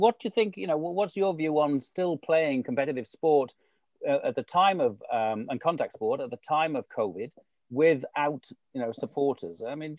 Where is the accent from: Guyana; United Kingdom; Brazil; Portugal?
United Kingdom; Wales; as a Welshman